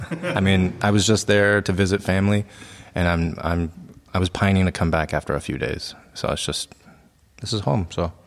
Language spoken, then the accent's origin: English; United States; moved away as an adult; now in Berlin, Germany; I'm from the States, and I work here in Berlin.